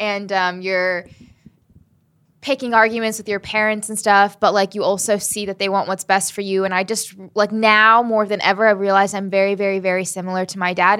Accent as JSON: {"language": "English", "region": "Southern Maryland", "country": "United States", "tie": "born or raised there", "also_born_or_lived": "Huntington, West Virginia / Selma, Alabama / Birmingham, Alabama", "said": "we moved to Salem, Alabama and Birmingham, Alabama and then Southern Maryland. And that's where I grew up"}